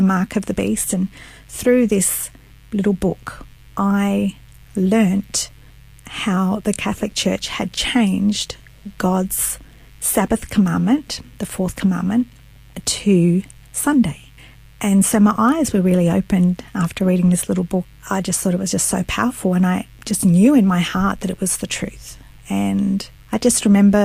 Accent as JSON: {"language": "English", "country": "Australia", "tie": "born or raised there", "said": "my parents are Italian, and they migrated to Australia, and I was born in Australia"}